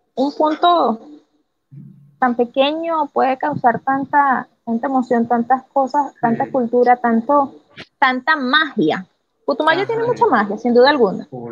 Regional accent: Venezuela; moved away; mi país

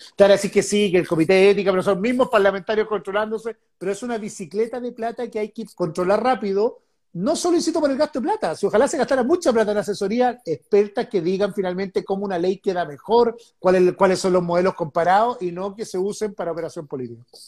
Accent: Concón, Valparaíso, Chile; now in Santiago, Chile; Yo me crié en Concord

